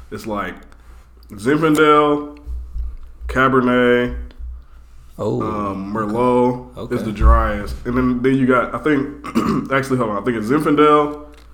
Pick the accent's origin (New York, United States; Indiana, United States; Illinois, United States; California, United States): Indiana, United States; Fort Wayne; born or raised there; now in Indianapolis, United States